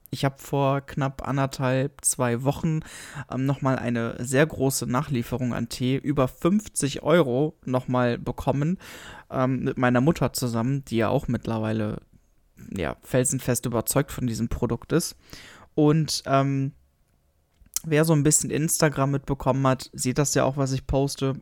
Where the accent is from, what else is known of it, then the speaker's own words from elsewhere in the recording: Germany; bei uns in Deutschland